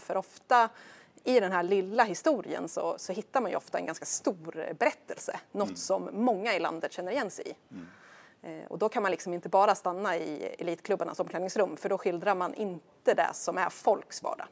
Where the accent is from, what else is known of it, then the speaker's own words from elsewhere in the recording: Stigtomta, Södermanland, Sweden; now in Brösarp, Sweden; är ju glad sörmlänning och kommer från eh, det lilla samhället Stigtomta utanför Nyköping.